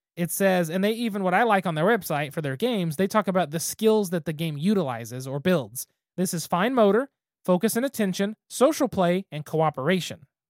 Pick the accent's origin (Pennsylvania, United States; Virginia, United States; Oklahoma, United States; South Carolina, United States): Oklahoma, United States; Western; us as kids growing up in Western Oklahoma